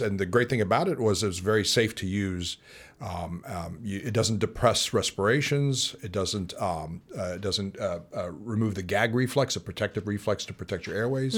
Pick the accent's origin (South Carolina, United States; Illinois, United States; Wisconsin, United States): Illinois, United States; moved away as an adult; now in St. Louis, United States; I was from Illinois